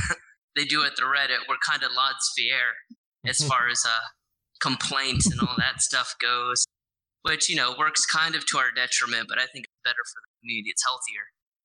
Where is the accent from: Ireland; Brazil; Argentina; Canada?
Ireland; I'm Irish.